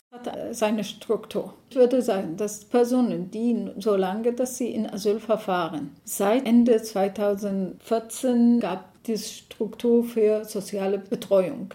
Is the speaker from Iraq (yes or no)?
yes; Iraq; German is a second language; moved away as an adult; now in Dresden, Germany; Ich bin in Irak geboren und 1996 mit meiner Familie nach Deutschland geflohen aus dem Irak